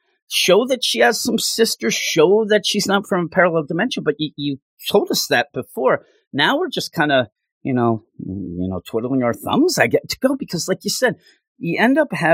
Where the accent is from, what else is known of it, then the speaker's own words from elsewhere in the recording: Philadelphia, Pennsylvania, United States; I'm from the Philadelphia area